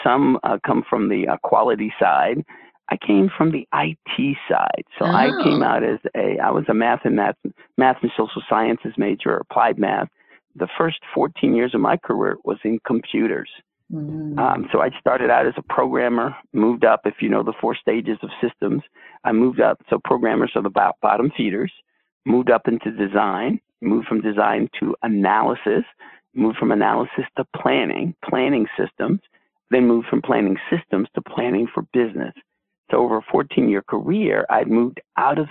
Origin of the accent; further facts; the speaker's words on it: Washington, District of Columbia, United States; I grew up in D.C., actually. I'm a projects kid. I grew up in the projects of D.C.